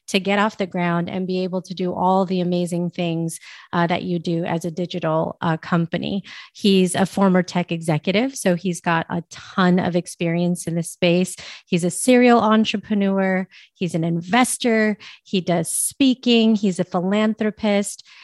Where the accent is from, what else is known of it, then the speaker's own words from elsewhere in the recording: San Francisco, California, United States; now in Las Vegas, United States; So right now I'm in Las Vegas, Nevada, but I'm from the Bay Area. So you uh, spend some time there. That's really cool. I was born in San Francisco actually, and lived a little bit all over the place.